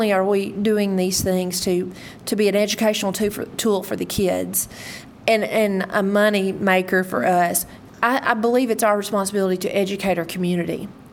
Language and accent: English; Leachville, Arkansas, United States; I'm originally from Leechville, Arkansas. So I was raised in a rural area